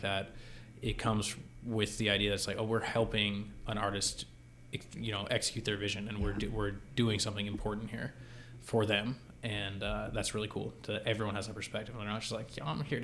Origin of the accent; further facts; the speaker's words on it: Boston, Massachusetts, United States; I grew up in the Boston area